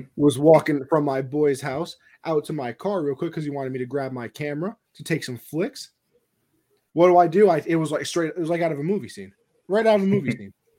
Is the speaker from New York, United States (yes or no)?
yes; New York, United States; I'm from New York